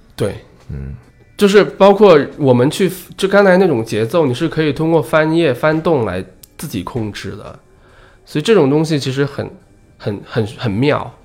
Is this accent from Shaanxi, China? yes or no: no; Guangxi, China; now in Beijing, China; 在老家，我老家广西的